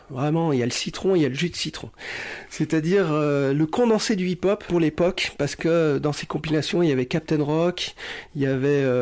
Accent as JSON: {"language": "French", "town": "Cholet", "region": "Pays de la Loire", "country": "France", "tie": "born or raised there", "also_born_or_lived": "Annecy / Grenoble", "moved": "yes", "said": "je suis né à Cholet, où j'ai commencé à écouter mes premières radios"}